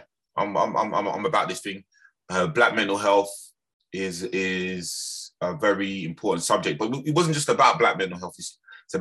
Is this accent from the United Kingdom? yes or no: yes; London, United Kingdom; also born or lived in Birmingham / Lewisham; I was born in Birmingham, the West Midlands. It's got a strong Jamaican community there, but I was actually raised in London, in Lambeth.